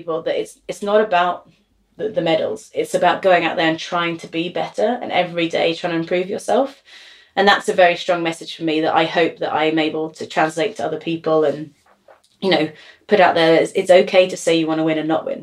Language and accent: English; London, United Kingdom; I'm from London